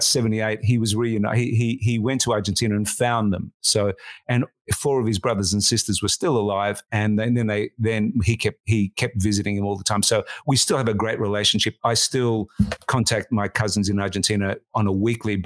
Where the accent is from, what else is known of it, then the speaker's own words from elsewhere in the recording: Melbourne, Victoria, Australia; I grew up in the working class suburb of Collingwood